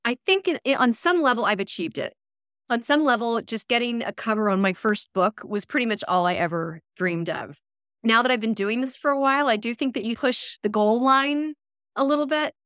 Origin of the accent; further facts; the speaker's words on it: Texas, United States; moved away; also born or lived in New York City; I'm from Texas originally